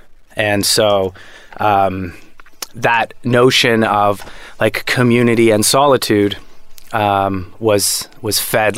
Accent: north of Toronto, Ontario, Canada; born or raised there

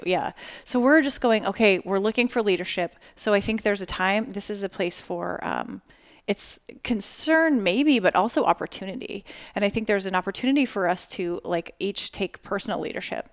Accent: Las Vegas, Nevada, United States; I'm from Las Vegas

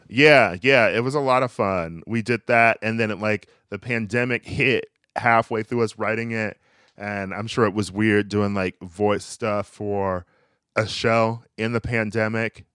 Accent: Milwaukee, Wisconsin, United States; moved away; I'm from Milwaukee.

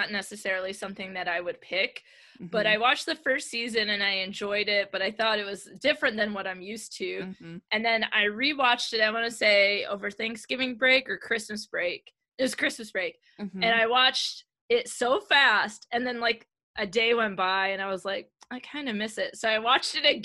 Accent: Michigan, United States; I'm from Michigan

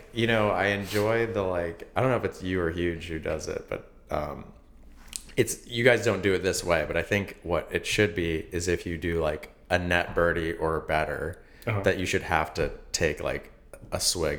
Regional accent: Los Angeles, California, United States; now in Chicago, United States; we grew up like right near Restaurant Row, like La Cienega.

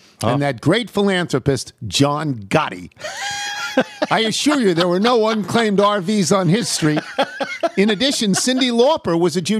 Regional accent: Fairmont, West Virginia, United States; but I grew up in Fairmont, West Virginia, which is a tiny town, as most West Virginia towns are

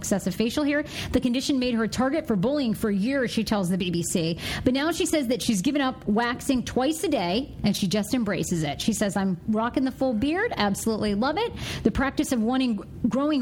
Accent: Maine, United States; moved away; my home state

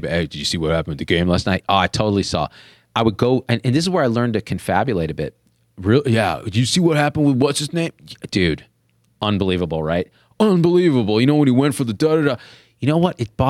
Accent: Central Valley, California, United States; I grew up in the Central Valley of California around a lot of white people.

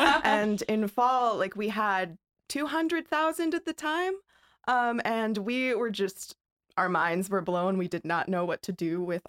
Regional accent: Alabama, United States; So I'm from Alabama

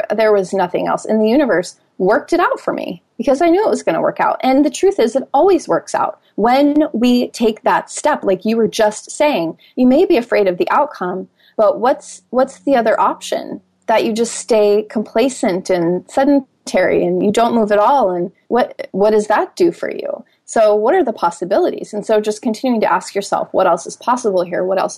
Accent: Minnesota, United States; moved away as an adult; now in Hawaii, United States; Here I come from Minnesota, moving to Hawaii.

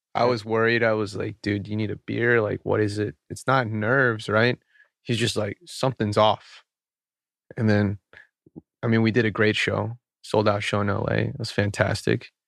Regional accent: Atlanta, Georgia, United States; moved away; it's my hometown

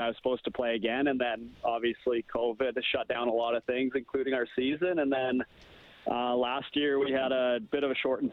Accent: Wetaskiwin, Alberta, Canada; I grew up, born and raised in Wetaskiwin.

